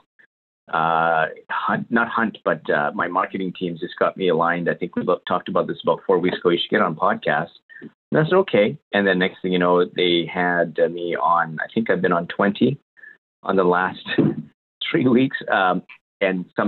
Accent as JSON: {"language": "English", "town": "Winnipeg", "region": "Manitoba", "country": "Canada", "tie": "born or raised there", "moved": "yes", "lives_now": "London, Canada", "said": "Canadian. So born and raised in Winnipeg, Canada. I now live in London, Ontario."}